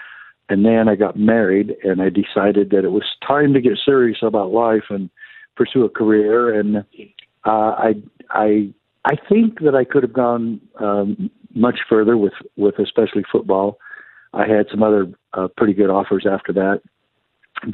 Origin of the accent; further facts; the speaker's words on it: near Eastern Arizona College, United States; Eastern Arizona College, where right near my hometown and where I used to be sheriff.